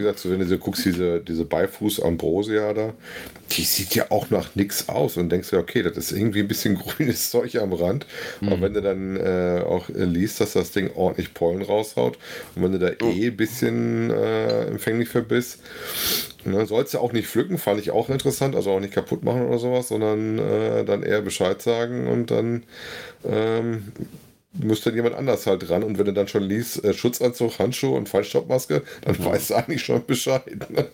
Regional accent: North Rhine-Westphalia, Germany; meine Heimatregion

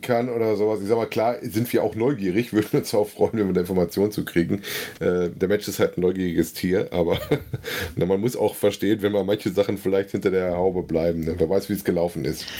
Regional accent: North Rhine-Westphalia, Germany; meine Heimatregion

